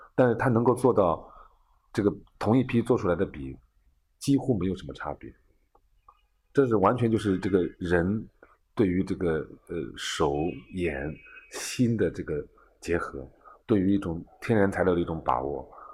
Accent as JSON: {"language": "Chinese", "area": "Hangjiahu Plain", "region": "Zhejiang", "country": "China", "said": "我们行家户平原"}